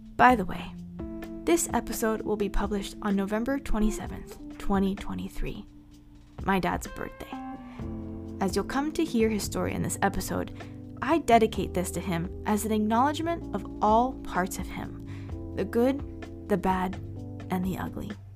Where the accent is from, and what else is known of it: Miami, Florida, United States; born or raised there